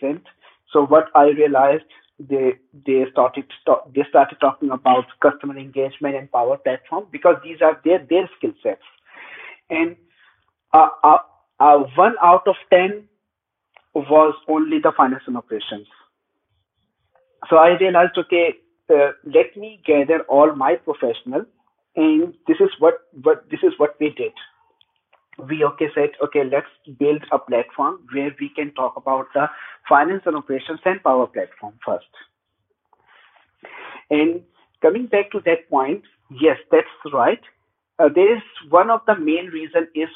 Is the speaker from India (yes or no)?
no; Pakistan; moved away; I'm originally from Pakistan